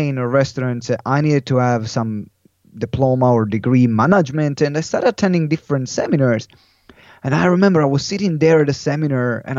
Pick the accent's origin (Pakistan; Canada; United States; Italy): Italy; English is a second language; moved away as an adult; also born or lived in London; someone saw me in Italy